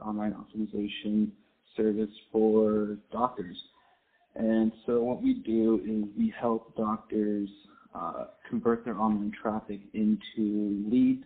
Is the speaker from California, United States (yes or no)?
yes; San Diego, California, United States; I was born and raised in Southern California, San Diego specifically